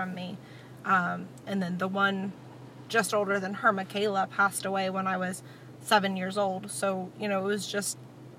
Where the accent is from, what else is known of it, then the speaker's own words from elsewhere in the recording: Washington County, Maryland, United States; I was born in Washington County, Maryland.